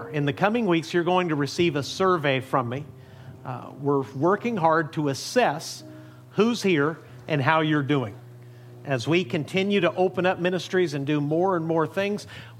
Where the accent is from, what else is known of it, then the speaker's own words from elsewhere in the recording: Amarillo, Texas, United States; I was born in Amarillo